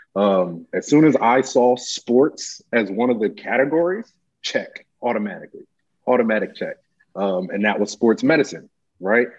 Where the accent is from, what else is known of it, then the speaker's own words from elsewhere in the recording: Nigeria; moved away; I was born in Nigeria